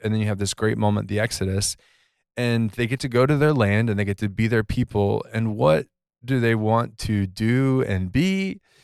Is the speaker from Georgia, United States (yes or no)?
yes; Georgia, United States; I grew up in Georgia